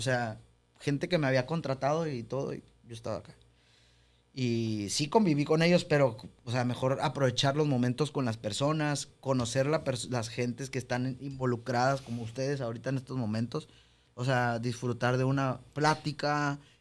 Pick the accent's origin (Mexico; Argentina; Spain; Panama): Mexico; somos mexicanos